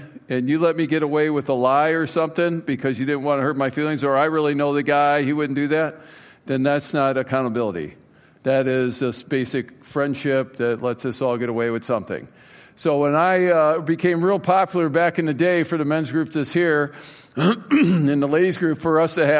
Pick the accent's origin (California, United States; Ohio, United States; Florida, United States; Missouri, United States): Ohio, United States; Cleveland; I was raised in Cleveland, Ohio.